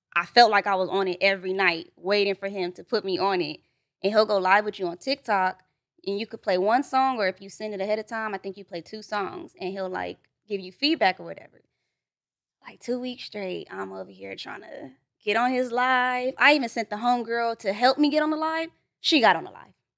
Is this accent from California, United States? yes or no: yes; Los Angeles, California, United States; also born or lived in Duarte, California; when I moved out this way, I was probably, like, five, so I grew up in, like, mid-city over there by the Pico